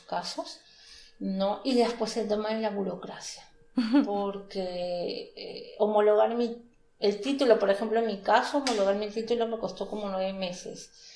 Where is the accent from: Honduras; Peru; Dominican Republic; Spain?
Peru; moved away as an adult; now in Stuttgart, Germany; soy peruana